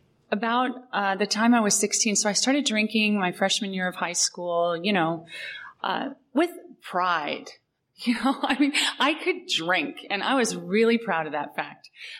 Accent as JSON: {"language": "English", "region": "Southern California", "country": "United States", "tie": "born or raised there", "also_born_or_lived": "Modesto, California", "said": "And I lived there for about the first year of my life. And then we moved to Southern California. And I grew up on the West Side."}